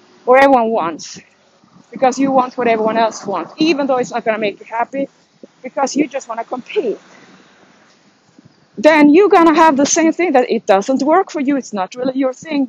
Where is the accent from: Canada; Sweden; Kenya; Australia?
Sweden; I'm from Sweden